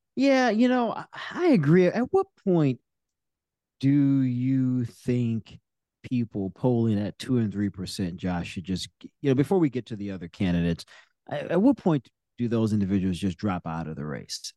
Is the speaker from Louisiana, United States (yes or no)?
yes; New Orleans, Louisiana, United States; moved away; grew up in my hometown of New Orleans with me.